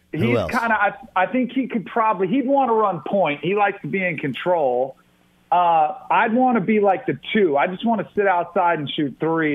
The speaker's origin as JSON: {"language": "English", "region": "Florida", "country": "United States", "tie": "born or raised there", "said": "Two Live Crew was big because I grew up in South Florida."}